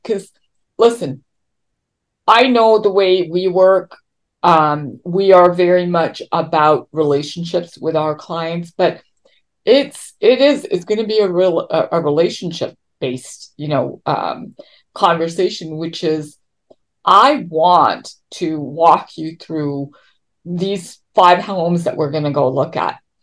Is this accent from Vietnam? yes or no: no; Toronto, Ontario, Canada; moved away as an adult; now in California, United States; I come from Toronto